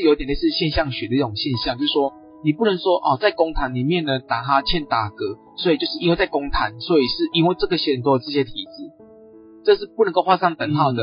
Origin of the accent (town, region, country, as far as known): Taiwan